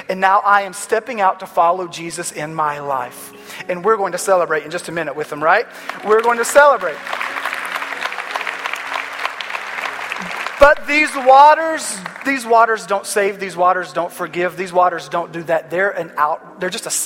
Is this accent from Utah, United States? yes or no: no; North Carolina, United States; I grew up in North Carolina in a small little church in the Bible Belt